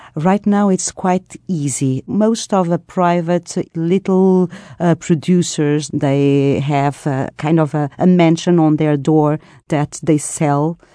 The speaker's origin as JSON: {"language": "English", "region": "Lisbon", "country": "Portugal", "said": "I'm, I'm from Lisbon"}